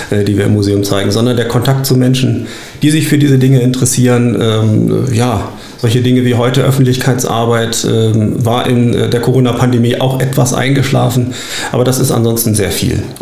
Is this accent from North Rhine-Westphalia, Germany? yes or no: no; Clausthal-Zellerfeld, Lower Saxony, Germany; Tatsächlich, ich bin in Klausthal-Zellerfeld aufgewachsen und das Oberharzer Bergwerksmuseum ist mir seit meiner Kindheit vertraut.